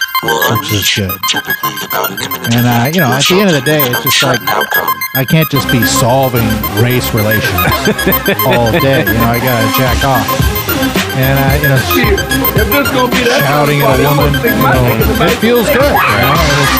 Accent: Louisiana, United States; I just remember when I was a young boy growing up in Louisiana, you know, and my dad was nowhere to be seen

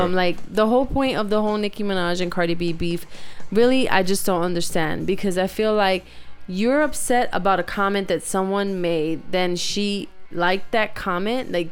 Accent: Bronx, New York, United States; just because I'm hood, I'm from the ghetto, I'm from the Bronx

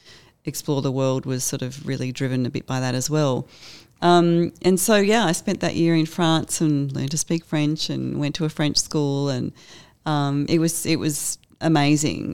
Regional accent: Bendigo, Victoria, Australia; I grew up in Bendigo.

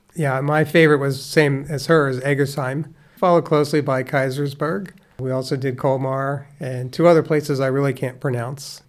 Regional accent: Conshohocken, Pennsylvania, United States; also born or lived in Dresher, Pennsylvania; I was born and raised in the small town of Conshohocken, Pennsylvania

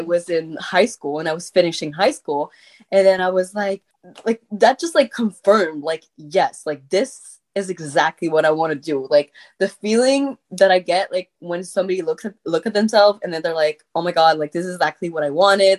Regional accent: Quebec, Canada; accent: French; first language French; English is a second language; I had like this huge accent in English because like my first language is French

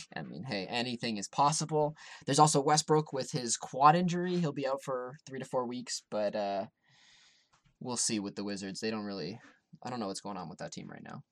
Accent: Toronto, Ontario, Canada; I grew up around Toronto.

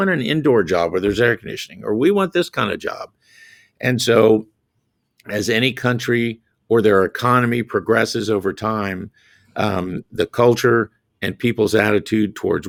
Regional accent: South Carolina, United States; I have to deal with the Grand Dragon of the Ku Klux Klan in my home state of South Carolina.

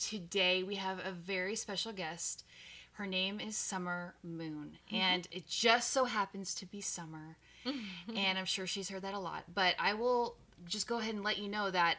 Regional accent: Texas, United States; So, and I'm from Texas, so I have a real love for pools, you know. So we were raised with a pool

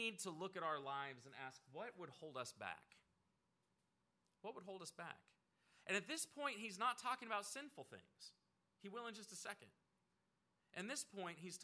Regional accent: Oregon, United States; moved away; I grew up out in Oregon, so we had like everything you could possibly have.

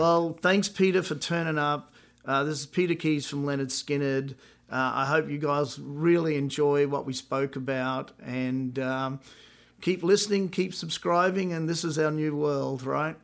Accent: Brisbane, Queensland, Australia; now in United States; I was fifteen. I bought, I was living in my mum and dad's house, Brisbane, Australia

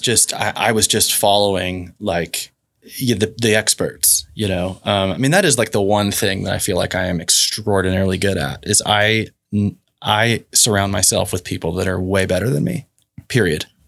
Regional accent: Oklahoma City, Oklahoma, United States; moved away; also born or lived in Dallas; come back home to Oklahoma City and started to fall in love with my hometown again

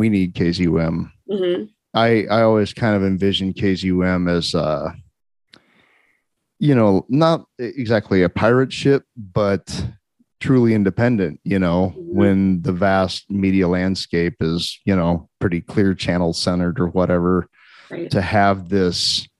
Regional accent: Lincoln, Nebraska, United States; moved away; I'm from Lincoln, and then my family, we moved away, and then I moved back in 1994

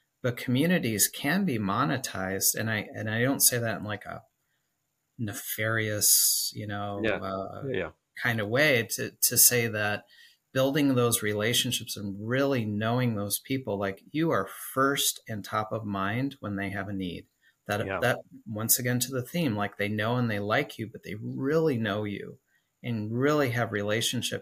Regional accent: Chicago, Illinois, United States; now in Nashville, United States; Originally, I'm from Chicago, and then we relocated

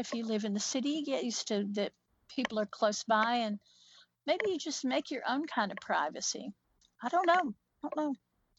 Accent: Appalachia, United States; I'm an Appalachian woman.

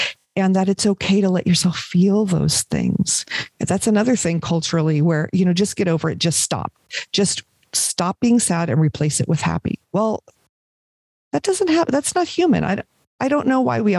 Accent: Los Angeles, California, United States; moved away as an adult; I was raised in Los Angeles where, you know, you can never be too rich or too thin was the thing

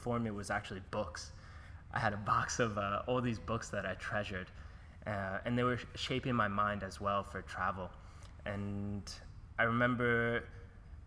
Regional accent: Oceanside, New York, United States; moved away as an adult; also born or lived in Florida / California / Mexico / Bangkok; now in Australia; I grew up in New York, Long Island, Oceanside

